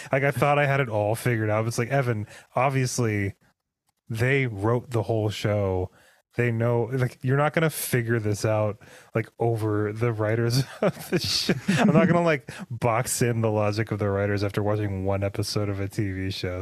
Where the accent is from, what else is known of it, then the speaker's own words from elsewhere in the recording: Pacific Northwest, United States; we grew up in the Pacific Northwest. It's not the coldest place in the world, but it gets pretty freaking cold up here.